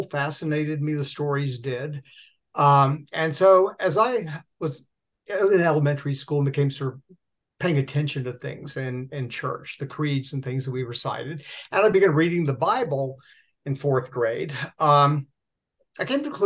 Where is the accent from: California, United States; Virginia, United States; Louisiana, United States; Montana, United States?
Virginia, United States; Portsmouth; I was born in Portsmouth, Virginia